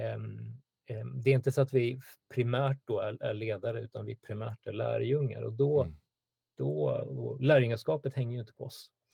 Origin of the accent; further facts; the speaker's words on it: Stockholm, Stockholm County, Sweden; född och uppvuxen i Stockholm, bor i norra Stockholm